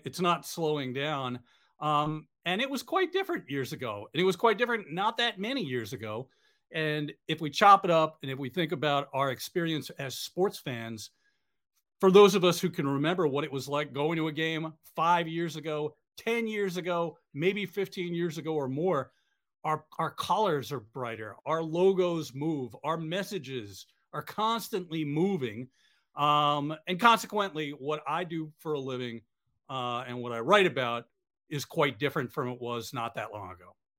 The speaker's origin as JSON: {"language": "English", "region": "New York", "country": "United States", "tie": "born or raised there", "said": "I grew up in New York going to Mets games and Yankees games."}